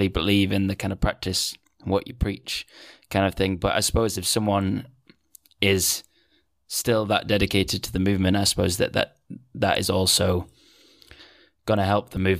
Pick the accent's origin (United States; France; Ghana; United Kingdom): United Kingdom; Manchester, North West England; moved away as an adult; now in Netherlands; I'm from Manchester